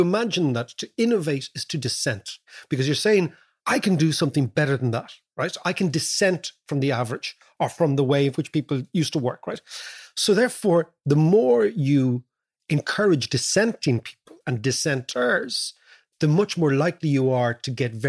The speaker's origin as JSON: {"language": "English", "country": "Ireland", "also_born_or_lived": "London", "moved": "as an adult", "said": "when we came from Ireland, they couldn't place us"}